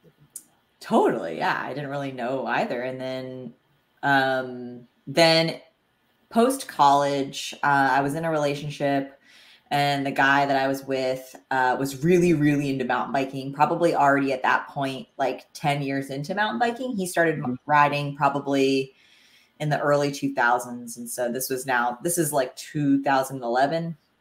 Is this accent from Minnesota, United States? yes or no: no; the Poconos, Pennsylvania, United States; now in Bentonville, United States; I grew up in the Poconos of Pennsylvania